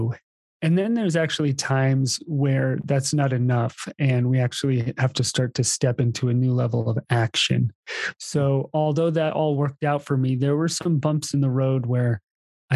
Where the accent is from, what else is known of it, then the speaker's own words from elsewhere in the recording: East Coast, United States; moved away; also born or lived in Hawaii; I grew up on the East Coast playing ice hockey.